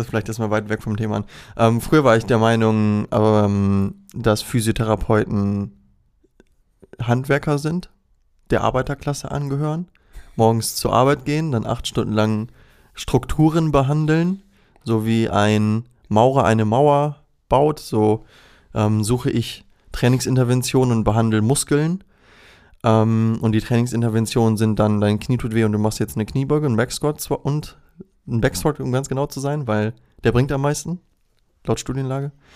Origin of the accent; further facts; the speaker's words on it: Recke, North Rhine-Westphalia, Germany; also born or lived in Ibbenbüren; now in Osnabrück, Germany; es ist ein kleines gallisches Dorf, das sich Ippenbüren nennt. Da bin ich geboren, bin ich in Recke aufgewachsen und wohne jetzt in Osnabrück.